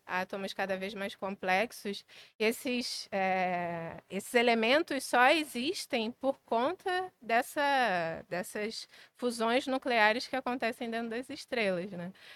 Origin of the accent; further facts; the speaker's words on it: Maricá, Rio de Janeiro, Brazil; moved away as an adult; now in Rio de Janeiro, Brazil; eu cresci em Maricá, cresci numa cidade pequena